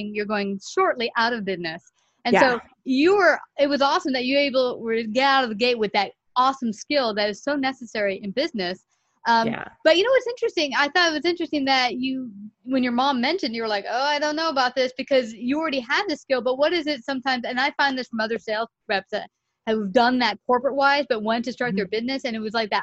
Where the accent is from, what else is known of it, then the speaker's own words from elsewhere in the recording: New York City, New York, United States; I'm from Bay Ridge, Brooklyn